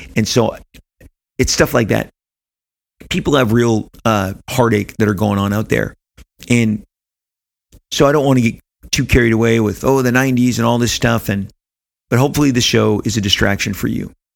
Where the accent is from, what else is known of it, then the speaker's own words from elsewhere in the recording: United States; didn't travel beyond the United States of America in my teenage years